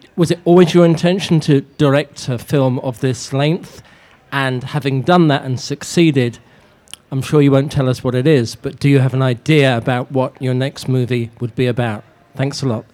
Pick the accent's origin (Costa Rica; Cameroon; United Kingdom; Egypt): United Kingdom; England; Um, I'm English, though, as you can tell.